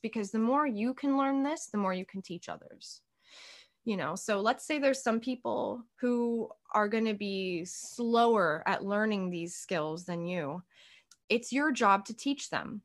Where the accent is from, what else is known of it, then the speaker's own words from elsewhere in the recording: United States; as an American